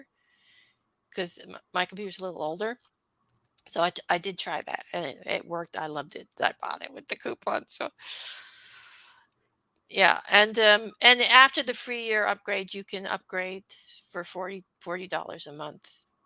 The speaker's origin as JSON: {"language": "English", "country": "Canada", "said": "I'm Canadian"}